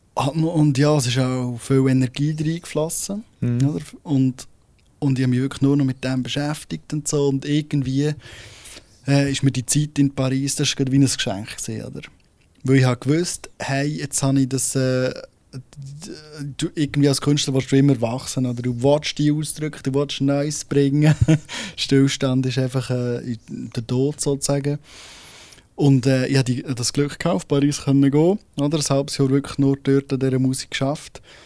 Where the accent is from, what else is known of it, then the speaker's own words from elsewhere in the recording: Solothurn, Switzerland; vom Kanton Solothurn aus, also von dort, wo ich herkomme